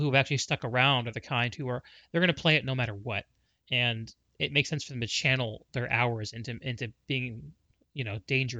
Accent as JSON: {"language": "English", "region": "Connecticut", "country": "United States", "tie": "born or raised there", "said": "I grew up in Connecticut."}